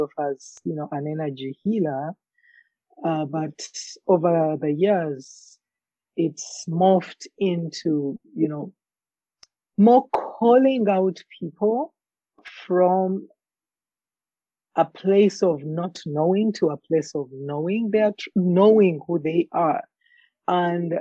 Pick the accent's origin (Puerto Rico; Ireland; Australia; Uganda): Uganda; now in Alberta, Canada; my journey growing up in Africa, in Uganda in particular